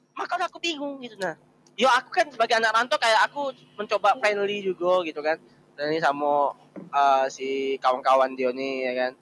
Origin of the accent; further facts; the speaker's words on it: Jambi, Indonesia; now in Semarang, Indonesia; Aku juga lagi di Semarang, aku kuliah di Semarang gitu. Tapi aku aslinya Jambi